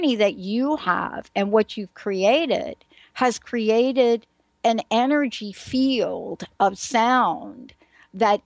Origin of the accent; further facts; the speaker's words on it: New York City, New York, United States; moved away; also born or lived in New Jersey; I'm a girl from New York City, right? Mm-hmm. And I grew up in the Bronx